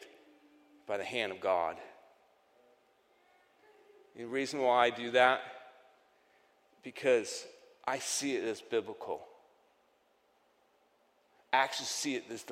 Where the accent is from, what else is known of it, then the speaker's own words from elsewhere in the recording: New York, United States; accent: Yankee accent from New York; my Yankee accent from New York